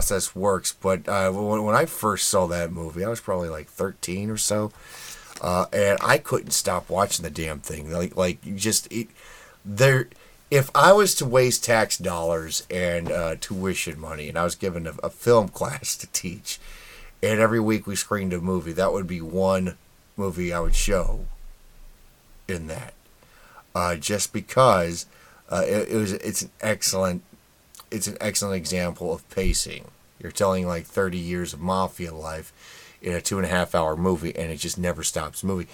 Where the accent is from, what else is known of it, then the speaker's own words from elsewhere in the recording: Indianapolis, Indiana, United States; when I was growing up in Indy